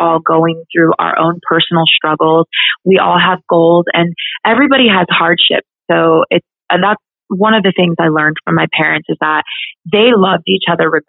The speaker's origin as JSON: {"language": "English", "region": "Colorado", "country": "United States", "tie": "born or raised there", "said": "I was very fortunate to have grown up in Colorado."}